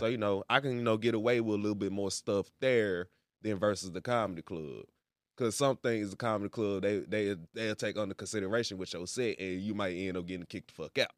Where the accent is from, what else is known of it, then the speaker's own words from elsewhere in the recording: Memphis, Tennessee, United States; moved away as an adult; now in Tulsa, United States; I'm from Memphis